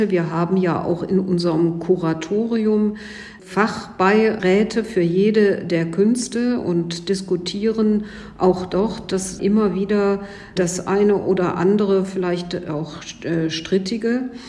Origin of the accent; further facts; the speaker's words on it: Cologne, North Rhine-Westphalia, Germany; Ich darf Ihnen als Kölnerin äh, verraten